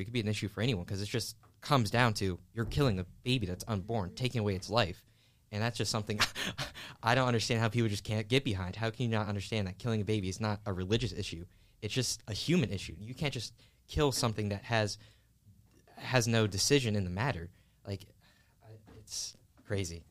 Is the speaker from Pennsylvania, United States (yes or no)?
yes; Philadelphia, Pennsylvania, United States; I was born and raised in West Philadelphia.